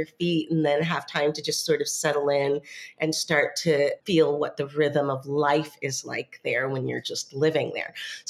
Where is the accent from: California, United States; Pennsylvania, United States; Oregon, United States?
Oregon, United States; moved away as an adult; also born or lived in Panama / India; now in Coronado, Panama; I grew up in Oregon, so I grew up somewhere that had four seasons.